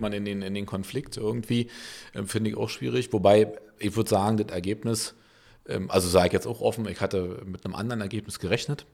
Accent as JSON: {"language": "German", "region": "Berlin", "country": "Germany", "tie": "born or raised there", "said": "als geborener Köpenicker aus Berlin"}